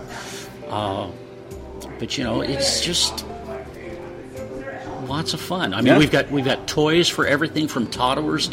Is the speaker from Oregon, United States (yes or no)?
yes; Tigard, Oregon, United States; I grew up in Tigard. I went to Templeton Grade School